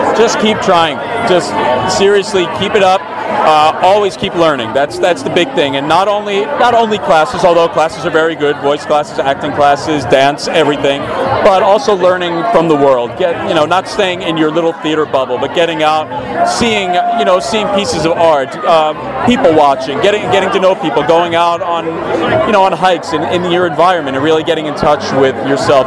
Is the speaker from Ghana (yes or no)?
no; Philadelphia, Pennsylvania, United States; moved away as an adult; also born or lived in New York; now in Los Angeles, United States; I'm an East Coaster from Philadelphia, lived in New York for a while